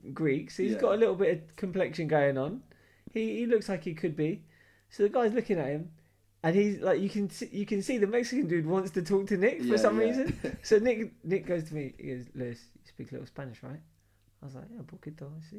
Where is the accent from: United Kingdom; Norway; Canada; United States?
United Kingdom; London; I'm from London.